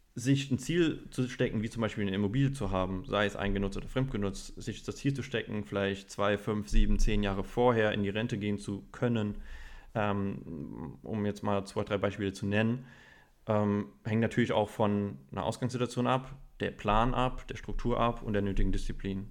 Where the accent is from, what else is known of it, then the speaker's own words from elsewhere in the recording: Germany; bei uns in Deutschland, bei uns in der deutschen Kultur